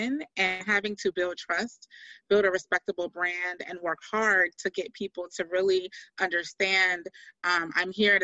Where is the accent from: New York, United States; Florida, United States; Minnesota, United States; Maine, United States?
Florida, United States; Miami; now in Locust Grove, United States; I hail from Miami, Florida